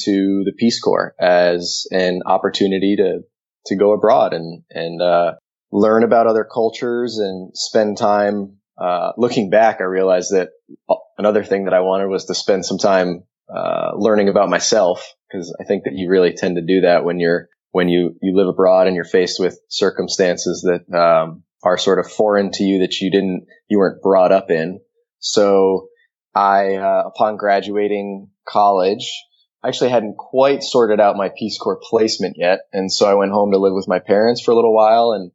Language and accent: English; Connecticut, United States; moved away as an adult; now in Nicaragua; I grew up on the East Coast in Connecticut